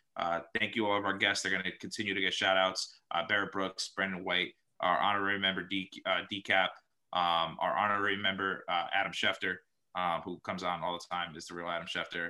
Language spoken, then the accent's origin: English; Dominican Republic; I came from Dominican Republic.